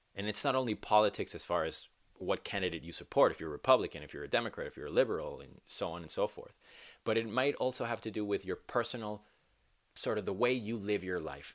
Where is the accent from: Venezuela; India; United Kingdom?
Venezuela; now in United States; I am from Venezuela, born and raised, and it's my home, my home country